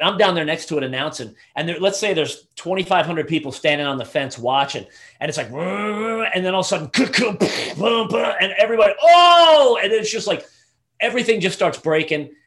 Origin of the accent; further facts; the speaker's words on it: Southeastern United States, United States; as a teenager growing up in the Southeastern United States